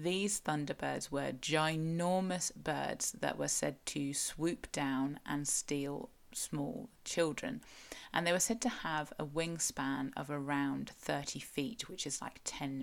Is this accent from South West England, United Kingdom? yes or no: yes; South West England, United Kingdom; I am a Cornish writer who has spent the last few years writing about Cornish history